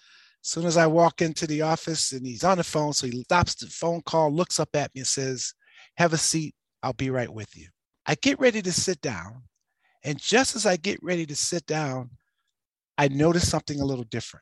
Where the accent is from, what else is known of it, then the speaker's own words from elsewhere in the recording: Detroit, Michigan, United States; I was born and raised in Detroit, Michigan. So I'm the 5th child, 3rd boy of 10 children.